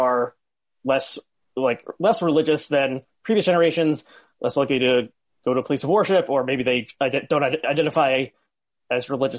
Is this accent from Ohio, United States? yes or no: no; Northern New Jersey, United States; So I went to public school, but a like Hebrew after school 3 times a week in a conservative congregation in Northern New Jersey.